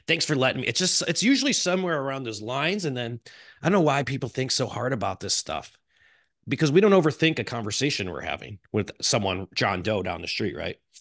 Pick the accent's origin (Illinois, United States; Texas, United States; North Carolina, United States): Illinois, United States; Chicago; I'm from Chicago. This is how I talk